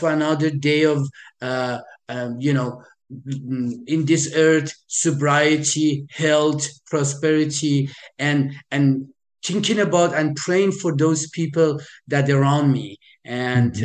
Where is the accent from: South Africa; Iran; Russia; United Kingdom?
Iran; moved away; I am originally from Iran. I was born in in Iran